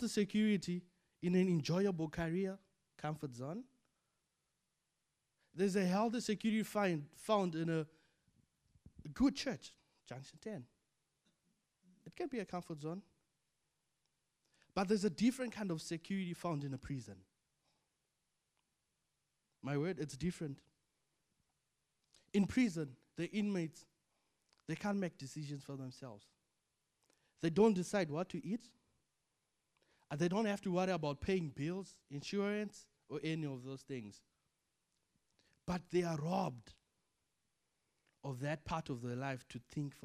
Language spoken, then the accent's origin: English; Zimbabwe; moved away as an adult; Zimbabwe is home for me. I'm born and bred in Zimbabwe. I have family there. I went to school there.